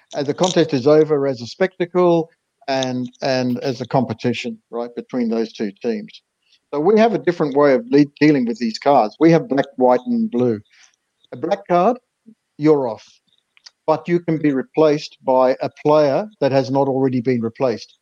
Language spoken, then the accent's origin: English; Yorkshire and the Humber, United Kingdom; I was born in Yorkshire